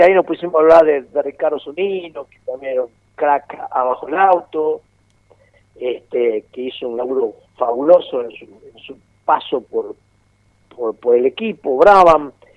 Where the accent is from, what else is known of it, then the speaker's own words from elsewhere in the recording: Argentina; yo nací en la República Argentina